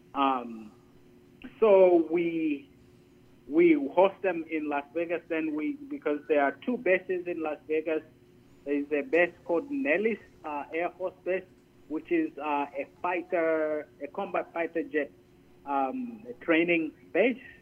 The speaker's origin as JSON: {"language": "English", "country": "Zambia", "tie": "born or raised there", "also_born_or_lived": "Gaylord, Michigan / Detroit, Michigan / Minot, North Dakota", "moved": "as an adult", "lives_now": "United States", "said": "I'm originally from Zambia"}